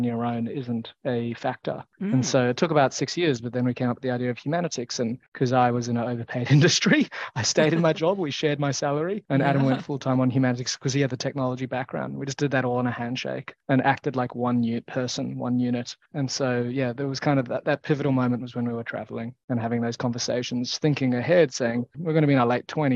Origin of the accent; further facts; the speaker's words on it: Australia; we're both from Australia, and in Australia, if you go to university, you generally live at home with your parents